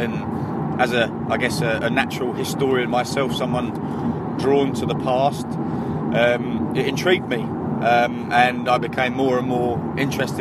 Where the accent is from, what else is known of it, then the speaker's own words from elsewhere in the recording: Barnet, London, United Kingdom; I'm from North London, from Barnet, born and raised in Barnet.